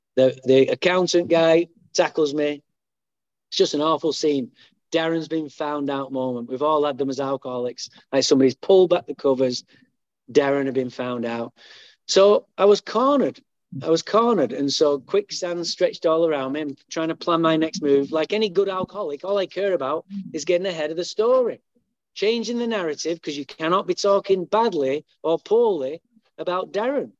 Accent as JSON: {"language": "English", "town": "Manchester", "region": "North West England", "country": "United Kingdom", "tie": "born or raised there", "moved": "yes", "lives_now": "Santa Barbara, United States", "said": "I was born in Manchester, England"}